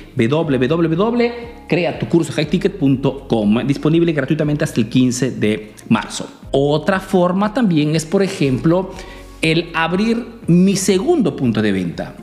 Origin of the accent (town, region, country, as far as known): Peru; now in Italy